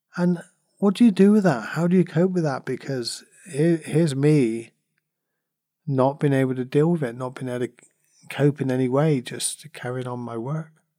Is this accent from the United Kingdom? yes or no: yes; Cornwall, South West England, United Kingdom; I come from Cornwall, and I still in Cornwall, you know, I was born here, and we're surrounded by beaches